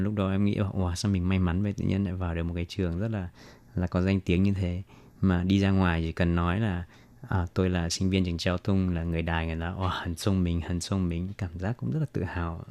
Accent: Vietnam; moved away as an adult; now in Taiwan; mình người Việt mà mình từ nhỏ đến lớn ăn đồ ăn Việt Nam

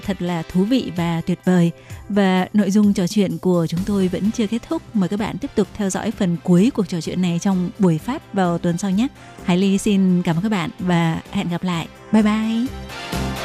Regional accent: Vietnam; now in Taiwan

